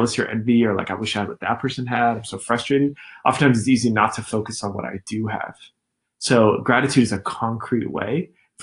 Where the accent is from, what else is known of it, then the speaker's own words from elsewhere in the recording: Scottsdale, Arizona, United States; first language English; I'm from South Scottsdale